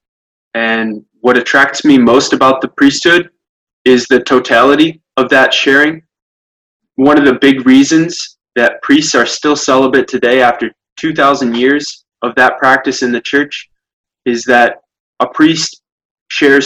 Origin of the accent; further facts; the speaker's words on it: Dimondale, Michigan, United States; moved away as an adult; now in Rome, Italy; I grew up in Diamondale as the oldest of 11 kids